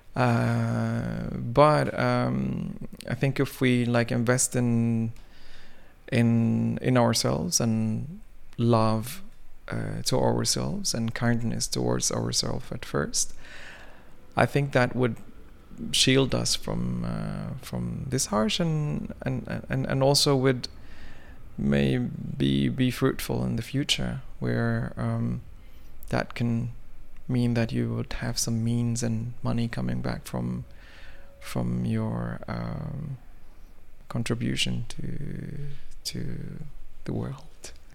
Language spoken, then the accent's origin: English; Mecca, Makkah Province, Saudi Arabia; English is a second language; also born or lived in Sudan; now in Norway; I grew up in Mecca